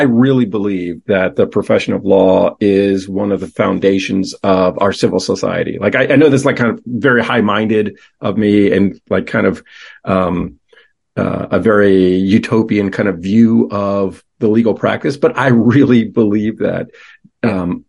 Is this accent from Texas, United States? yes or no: no; York, Pennsylvania, United States; I was born and raised in York, Pennsylvania, home of the peppermint patty